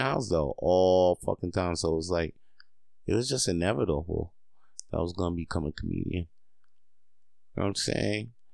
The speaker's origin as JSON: {"language": "English", "region": "Quebec", "country": "Canada", "tie": "born or raised there", "said": "I ain't that Canadian enough, but I was born here. I was born in Quebecois."}